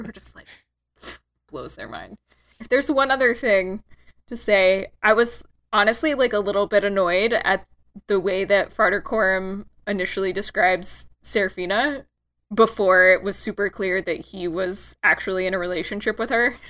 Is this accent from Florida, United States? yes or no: no; Texas, United States; I'm from Texas